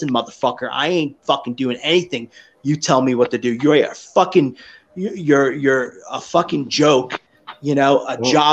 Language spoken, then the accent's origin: English; New York, United States; me growing up in New York